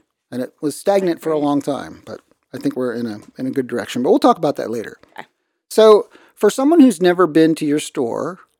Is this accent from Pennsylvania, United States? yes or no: yes; Walnut Street, Pennsylvania, United States; We grew up on Walnut Street together.